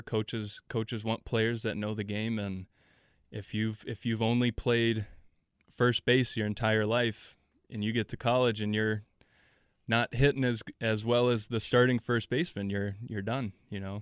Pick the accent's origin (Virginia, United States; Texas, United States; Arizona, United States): Texas, United States; El Paso; moved away as an adult; also born or lived in Milwaukee, Wisconsin; I was born on the south side of Milwaukee and then, uh, moved to El Paso, Texas for middle school and high school